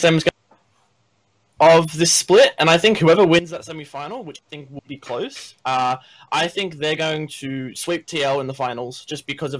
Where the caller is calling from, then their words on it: Sydney, New South Wales, Australia; I'm calling from Australia, actually. Sydney.